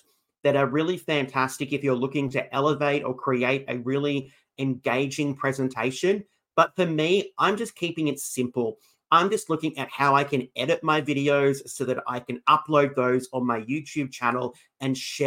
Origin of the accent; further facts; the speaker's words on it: Australia; I'm from Australia